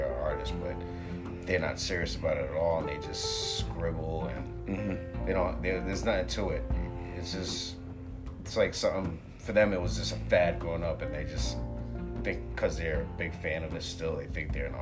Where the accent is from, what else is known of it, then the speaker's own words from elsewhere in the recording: Philadelphia, Pennsylvania, United States; now in Worcester, United States; I'm from Philly